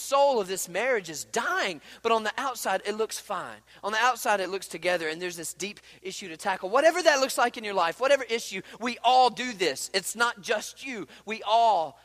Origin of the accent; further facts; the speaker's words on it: Mississippi, United States; I'm from Mississippi, okay? I mean, like, we don't know nothing about snow skiing